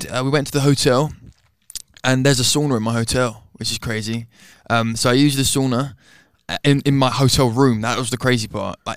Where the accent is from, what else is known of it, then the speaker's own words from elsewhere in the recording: London, United Kingdom; Uh, I'm from London, and I'm 20 years old, almost 21